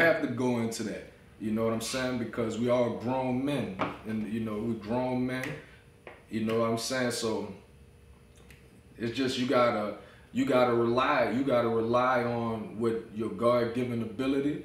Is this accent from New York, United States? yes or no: no; New Orleans, Louisiana, United States; I'm from New Orleans.